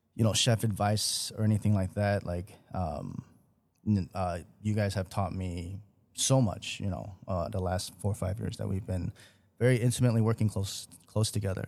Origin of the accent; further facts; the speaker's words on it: Chicago, Illinois, United States; born here in Chicago, been here for most of my life as well